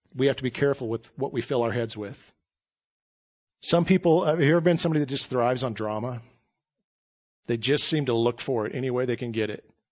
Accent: United States; as American Christians

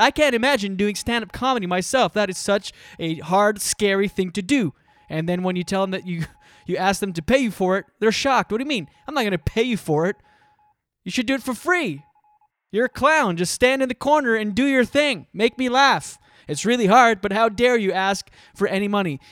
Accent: Canada; moved away as an adult; I'm from Canada. I just moved here

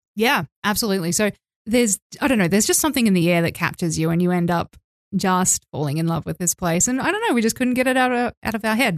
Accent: Australia; moved away as an adult; also born or lived in Mexico; now in Tbilisi, Georgia; I'm from Australia

